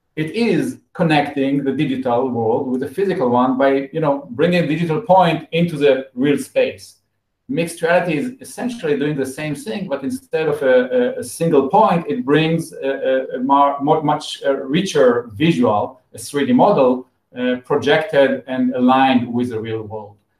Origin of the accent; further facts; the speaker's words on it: Israel; I was born in Israel. Um, and uh, like everyone else, after the high school, I, I joined the army as, as a mandatory military service